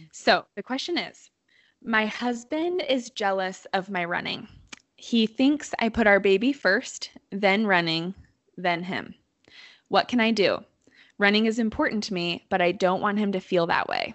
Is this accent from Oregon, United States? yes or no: yes; Bend, Oregon, United States; I grew up in Bend, so I've seen it grow a lot